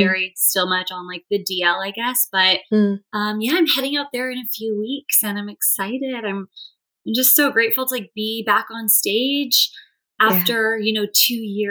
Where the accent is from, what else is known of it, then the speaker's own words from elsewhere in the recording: California, United States; moved away as an adult; also born or lived in Boston; now in New York City, United States; I'm from California originally